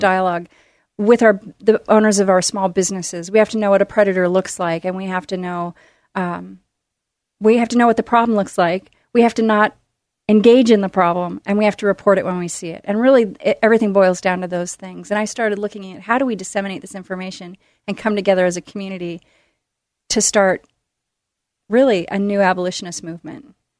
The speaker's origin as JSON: {"language": "English", "town": "Tualatin", "region": "Oregon", "country": "United States", "tie": "born or raised there", "also_born_or_lived": "Midwest", "said": "I was born in the Midwest, and my family came out here when I was little, and we ended up in Tualatin, Oregon, and I've been in the Portland area ever since"}